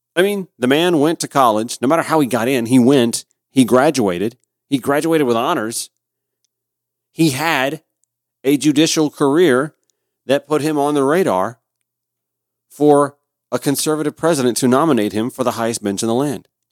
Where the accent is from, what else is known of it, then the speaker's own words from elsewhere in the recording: Augusta, Georgia, United States; now in Atlanta, United States; my hometown of Augusta, Georgia